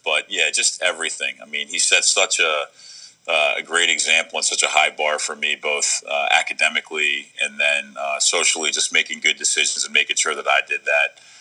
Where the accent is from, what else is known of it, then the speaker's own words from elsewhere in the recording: Baltimore, Maryland, United States; growing up in Baltimore